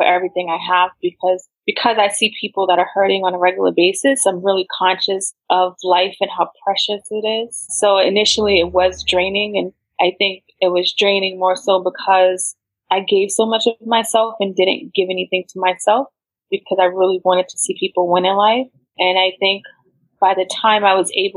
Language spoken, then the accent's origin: English; United States; I grew up in America